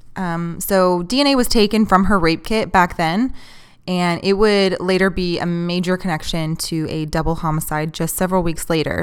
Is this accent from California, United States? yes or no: no; Texas, United States; I'm not a huge fan of Texas. I've lived here my whole life